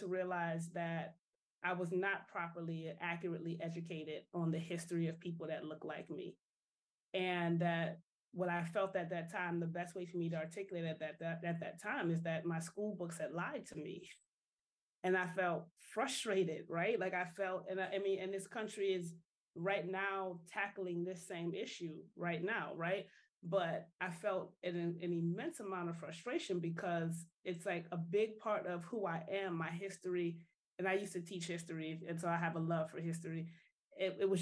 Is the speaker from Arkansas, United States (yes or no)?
no; New Orleans, Louisiana, United States; moved away as an adult; also born or lived in Atlanta; now in New Jersey, United States; So I am from the wonderful city of New Orleans originally